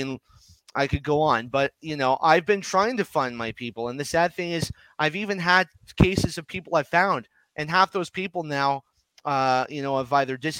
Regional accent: Ottawa, Ontario, Canada; I'm from Ottawa, Ontario, Canada, which is right next to Gatineau, Quebec. I learned French.

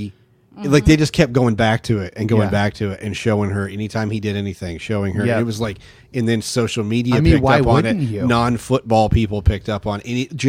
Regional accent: Bloomington, United States; I grew up in Bloomington.

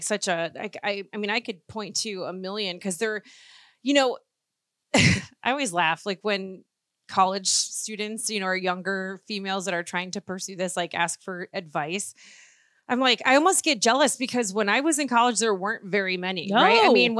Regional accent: Chicago, Illinois, United States; moved away as an adult; growing up in Chicago

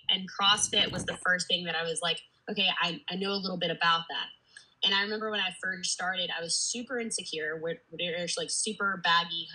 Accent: Georgia, United States; Born and raised in Georgia.

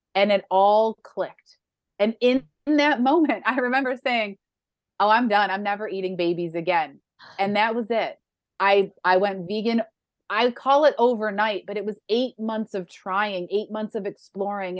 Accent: Western New York, United States; moved away; I grew up in Western New York where buffalo wings are a thing.

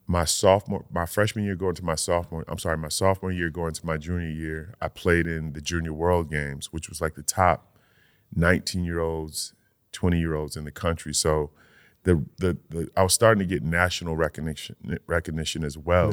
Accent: Old Saybrook, Connecticut, United States; Old Saybrook, my, my hometown

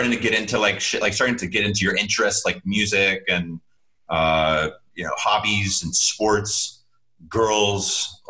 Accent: Chad; So that's how I grew up in Chad.

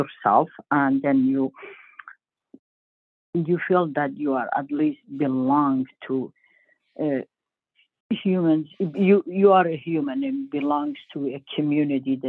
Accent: Iran; also born or lived in Turkey; now in Maine, United States; I grew up in Iran

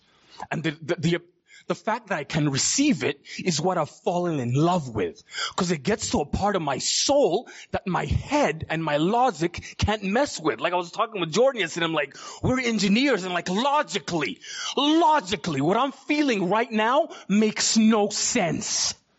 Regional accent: Uganda; born there; So I was born in Uganda, East Africa, in 1982.

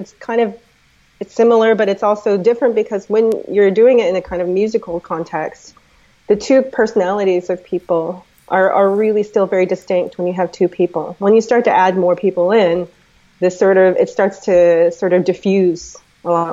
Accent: United States; also born or lived in DC/Baltimore area; I'm American.

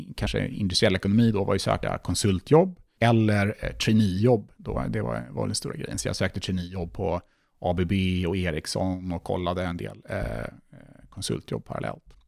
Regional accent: Stockholm, Stockholm County, Sweden; jag kom ju från Stockholm och jag läste i Stockholm. Så självklart hade jag ganska stort umgänge redan på plats runt omkring från min, från min uppväxt

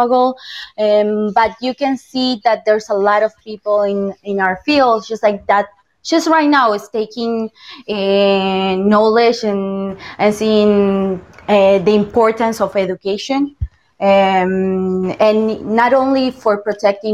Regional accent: Buenos Aires, Argentina; English is a second language; moved away as an adult; also born or lived in United States; now in Florida, United States; I'm actually from Buenos Aires, Argentina.

